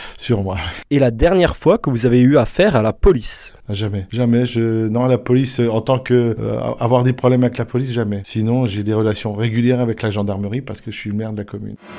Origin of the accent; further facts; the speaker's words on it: Saint-Dié-des-Vosges, Grand Est, France; now in Souffelweyersheim, France; Je suis né à Saint-Dié-des-Vosges